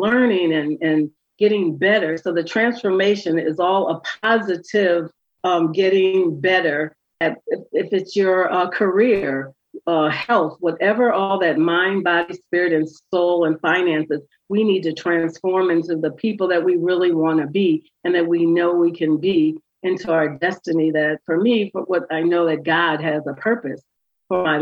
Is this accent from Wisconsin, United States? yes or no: yes; Wisconsin, United States; now in Philadelphia, United States; I'm from Wisconsin.